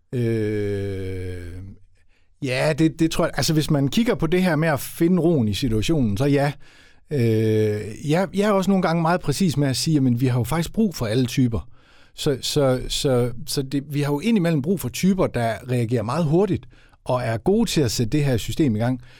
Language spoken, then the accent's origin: Danish; West Jutland, Central Denmark Region, Denmark; som vestjyde